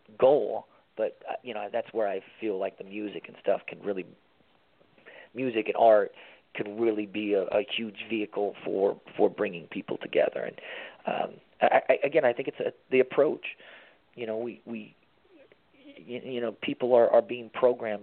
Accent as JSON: {"language": "English", "region": "Tennessee", "country": "United States", "tie": "born or raised there", "also_born_or_lived": "Miami", "moved": "yes", "said": "I grew up in Tennessee, my dad being a preacher"}